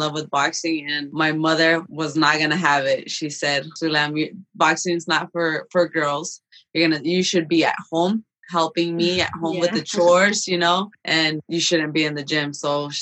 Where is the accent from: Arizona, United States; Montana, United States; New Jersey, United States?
Arizona, United States; Phoenix; we came here undocumented when I was a kid. I grew up here in South Phoenix